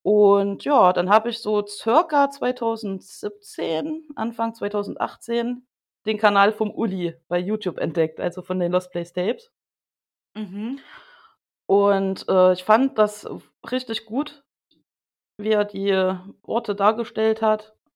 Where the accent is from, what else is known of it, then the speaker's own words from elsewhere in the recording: Thuringia, Germany; ich komme aus Thüringen